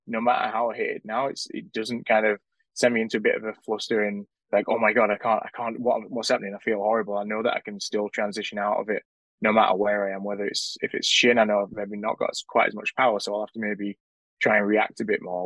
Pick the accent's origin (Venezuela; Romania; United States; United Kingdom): United Kingdom; Sheffield, Yorkshire and the Humber; when I was growing up in the Sheffield junior system